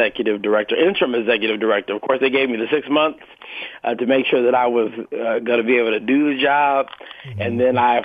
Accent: San Francisco, California, United States; also born or lived in Oakland, California / San Jose, California; So I was born in Oakland, raised in San Francisco, and went to college in San Jose, California.

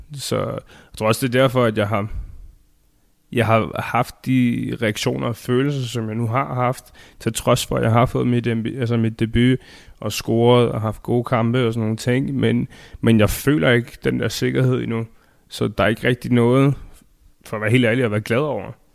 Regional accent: Denmark; now in Phoenix, United States

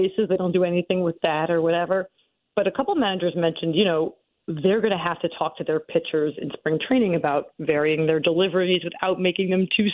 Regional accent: Philadelphia, Pennsylvania, United States; born and raised in the Philadelphia area

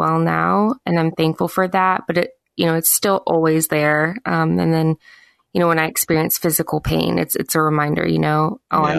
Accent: the South, United States; where I live in the South and where I grew up in the South

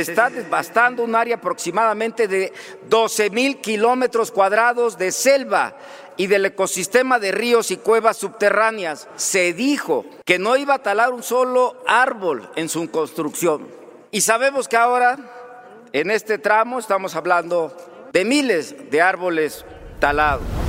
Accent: Mexico; como mexicanos

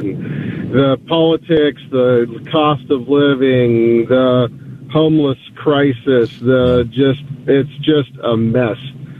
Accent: Los Angeles, California, United States; moved away as an adult; now in Phoenix, United States; I grew up in Los Angeles.

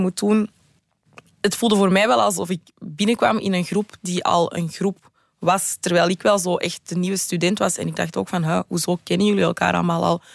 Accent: Antwerp, Flanders, Belgium; studeerde in mijn thuisstad Antwerpen

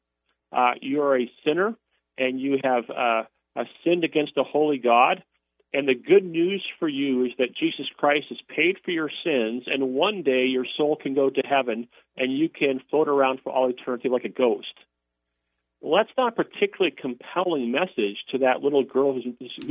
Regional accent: Wisconsin, United States; I'm from Wisconsin.

